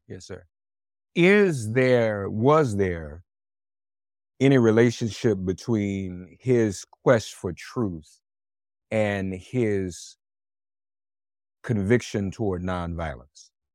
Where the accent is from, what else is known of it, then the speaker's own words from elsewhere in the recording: Nashville, Tennessee, United States; Vanderbilt University in Nashville, Tennessee, my hometown